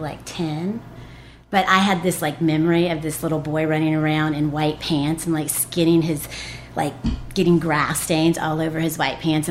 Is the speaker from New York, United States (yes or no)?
no; Boone, North Carolina, United States; moved away as an adult; also born or lived in Florida / Chicago; I was born and raised in Boone